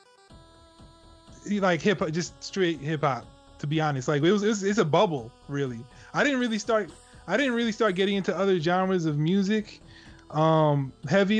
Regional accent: Long Island, New York, United States; I grew up in Long Island, which is right outside of the city

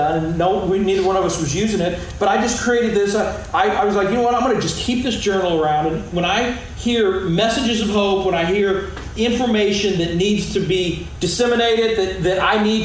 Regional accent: Arnold, Missouri, United States; I grew up in Arnold

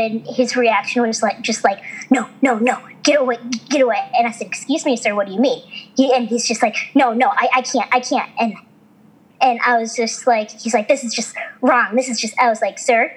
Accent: Midwest, United States; I grew up in the Midwest

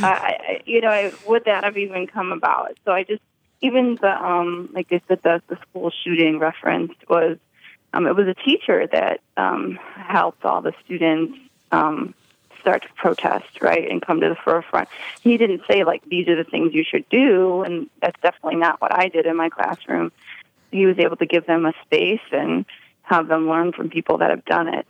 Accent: Chicago, Illinois, United States; as a Chicagoan and as a Chicago teacher

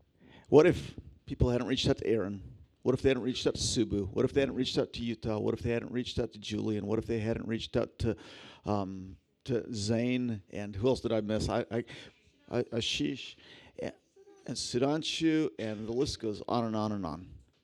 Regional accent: Philippines; she's going to the tribal group that I grew up with in the Philippines.

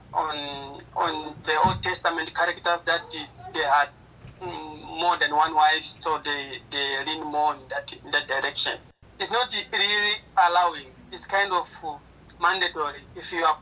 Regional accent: Sussundenga district, Manica, Mozambique; I was born in Sosundenga district in Manica province in Mozambique

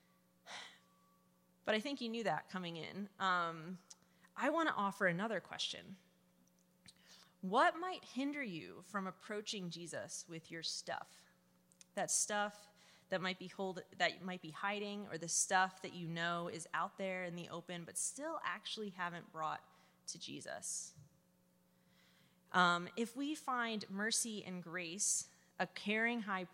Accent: New Jersey, United States; I am from New Jersey

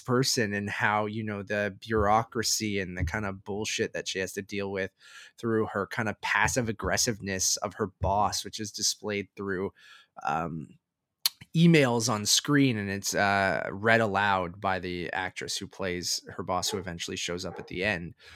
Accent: Canada; being Canadian

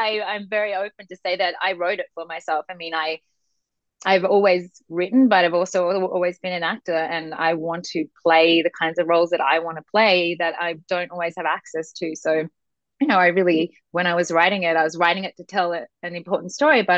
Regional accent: Sydney, New South Wales, Australia; moved away as an adult; now in United States; I'm from Sydney, Australia.

